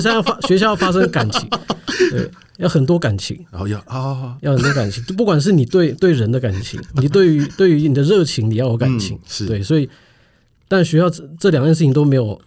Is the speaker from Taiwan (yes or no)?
yes; Taiwan; 我们作为台湾人